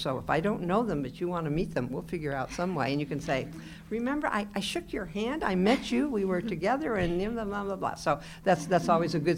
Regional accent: Pacific Northwest, United States; now in Midwest, United States; I'm from the Pacific Northwest.

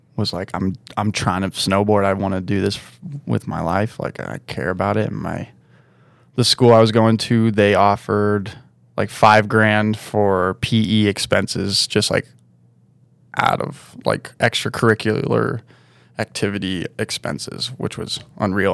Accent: South Lake Tahoe, California, United States; also born or lived in Oakland, California / Incline Village, Nevada; I was born just outside of Oakland in, uh, in a birthing home, and then we moved out of there to Incline when I was one. So I was just, like, straight to Tahoe, and then we moved out of Incline to South Lake Tahoe when I was two or something

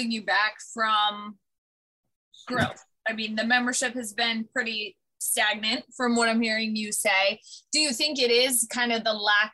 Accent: Northeast, United States; I'm from the Northeast

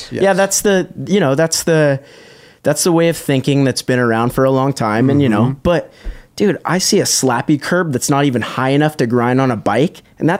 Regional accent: Huntington Beach, California, United States; I grew up in Huntington Beach

